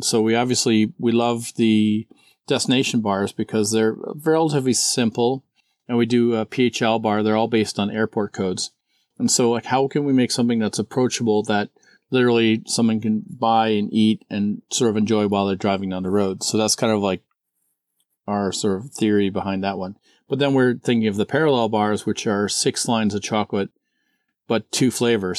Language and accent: English; Madison, Wisconsin, United States; my hometown, which in Madison, Wisconsin